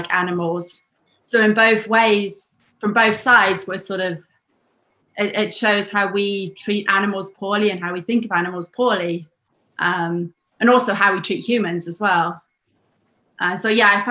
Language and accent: English; United Kingdom; moved away as an adult; also born or lived in United States; now in Germany; I lived in the US for 10 years. I was born in Britain, and now I live in Germany.